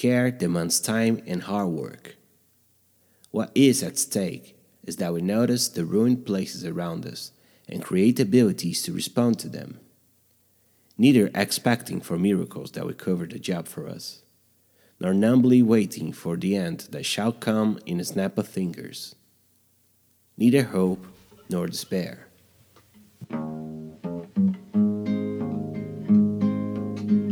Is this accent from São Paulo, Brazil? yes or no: no; Minas Gerais, Brazil; born or raised there